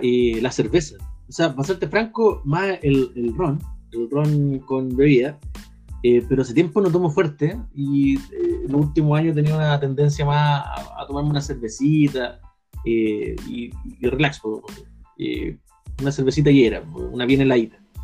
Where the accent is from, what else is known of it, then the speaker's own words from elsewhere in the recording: Puente Alto, Santiago Metropolitan Region, Chile; soy de Puente Alto, vivo en Puente Alto, soy de población